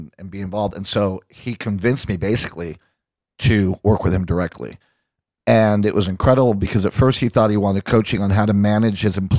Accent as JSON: {"language": "English", "country": "Puerto Rico", "tie": "born or raised there", "also_born_or_lived": "Long Island, New York, United States / Boston, United States", "moved": "as an adult", "said": "I was born in New York and Long Island, Jewish from Long Island. And when I was one, my family moved to Puerto Rico and I stayed there until I graduated high school and then moved to Boston to go to college."}